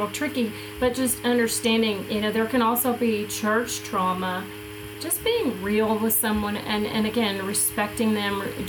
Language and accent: English; the South, United States; growing up in the South